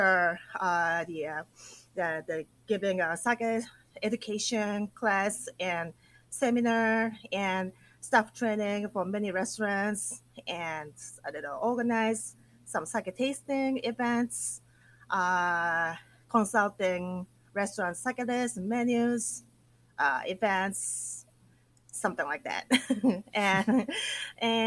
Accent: Akita, Japan; English is a second language; moved away as an adult; also born or lived in Tokyo, Japan / New York, United States; how beautiful my hometown was

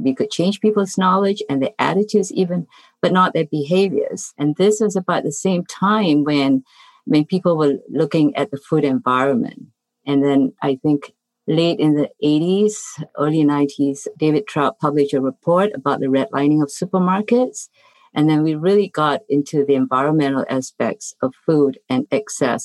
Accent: Singapore; moved away as an adult; also born or lived in Iowa; now in United States; originally I come from Singapore and I came here really to study public health

